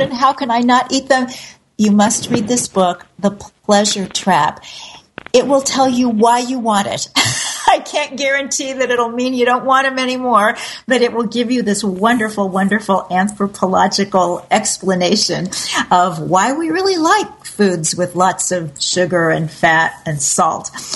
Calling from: Costa Rica; I'm calling from Costa Rica

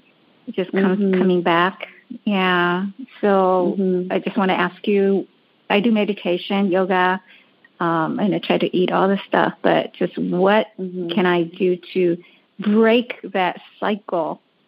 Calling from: Los Angeles, California, United States; I'm calling from Los Angeles.

